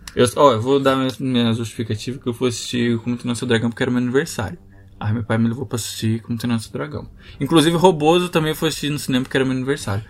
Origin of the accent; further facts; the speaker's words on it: Guarulhos, São Paulo, Brazil; a gente é de Guarulhos